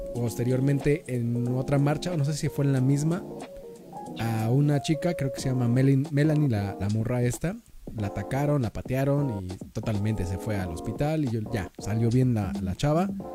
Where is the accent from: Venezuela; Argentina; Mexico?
Mexico; nosotros no nos apoyamos como mexicanos